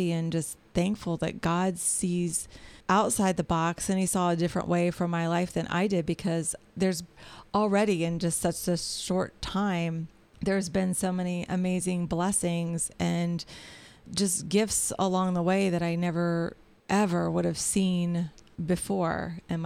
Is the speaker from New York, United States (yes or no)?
no; Marion, Ohio, United States; moved away as an adult; also born or lived in Dayton, Ohio / Centerville, Ohio; my address is actually in my hometown with my husband